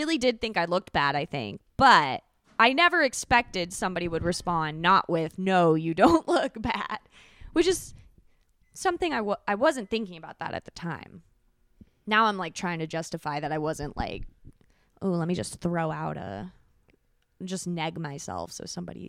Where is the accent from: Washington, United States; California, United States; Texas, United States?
California, United States; Calabasas; So rich. I grew up